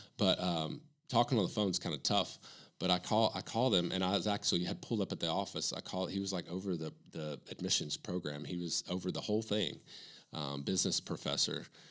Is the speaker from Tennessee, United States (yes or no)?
yes; Morristown, Tennessee, United States; now in Knoxville, United States; I'm from Morristown, so it's halfway between here and Bristol